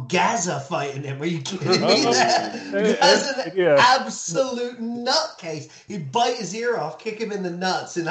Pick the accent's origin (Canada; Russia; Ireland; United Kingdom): United Kingdom; England; also born or lived in New York, United States; I've been super lucky to grow up in England for over half my life. I was born in New York, but I moved to England when I was 9